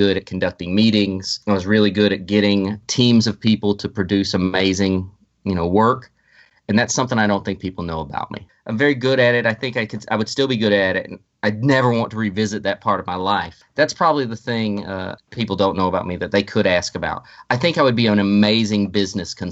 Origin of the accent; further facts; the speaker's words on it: Springfield, Missouri, United States; my hometown of Springfield, Missouri.